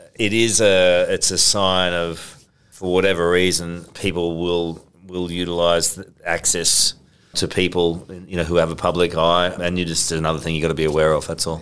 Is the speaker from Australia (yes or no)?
yes; Queensland, Australia; moved away; Queensland's my home state